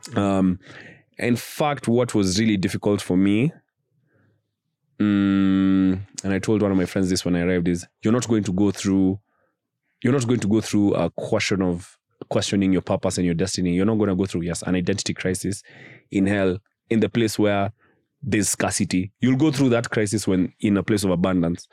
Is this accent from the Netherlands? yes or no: no; United Kingdom; we're doing it as black British guys.